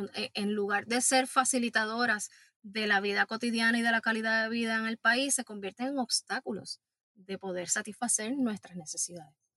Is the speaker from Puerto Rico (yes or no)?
yes; Puerto Rico; como puertorriqueñas y puertorriqueños